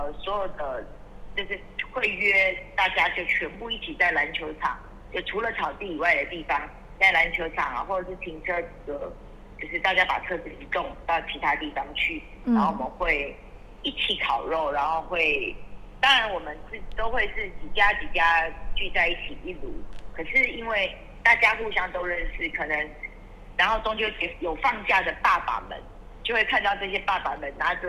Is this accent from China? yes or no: no; Taiwan; 对我小时候在眷村的时候的状态，因为时代不同，会有不一样的状况。